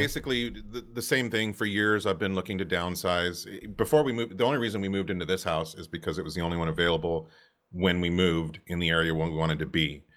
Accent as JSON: {"language": "English", "town": "Santa Cruz", "region": "California", "country": "United States", "tie": "born or raised there", "moved": "yes", "said": "I grew up in Santa Cruz, California."}